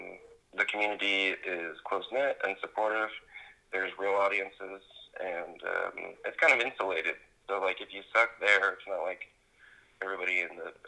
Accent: Southern California, United States; moved away as an adult; now in Santa Cruz, United States; We grew up together in SoCal.

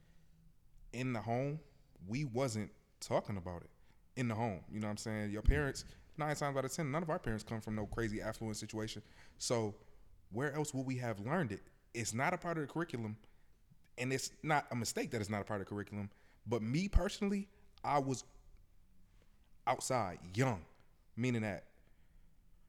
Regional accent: Buffalo, New York, United States; I'm from Buffalo, Buffalo Public Schools

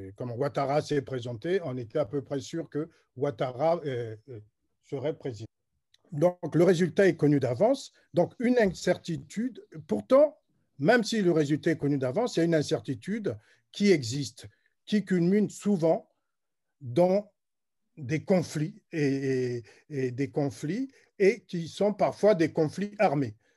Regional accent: Republic of the Congo; je suis congolais

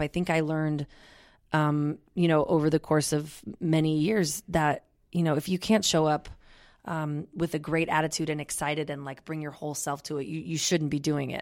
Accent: Olympia, Washington, United States; I'm from Olympia.

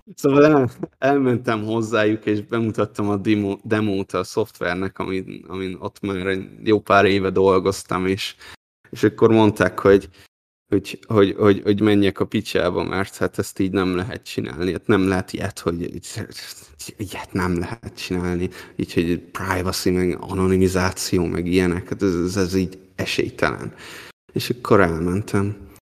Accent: Hungary; moved away as an adult; also born or lived in Taiwan

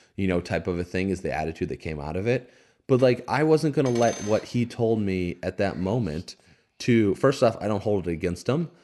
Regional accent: Indiana, United States; I grew up in Indiana

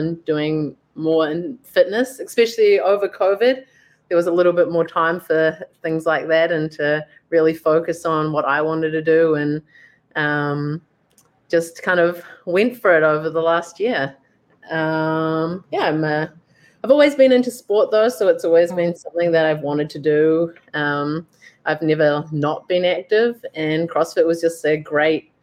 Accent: New Zealand; moved away as an adult; now in Vancouver, Canada; I'm obviously originally from New Zealand

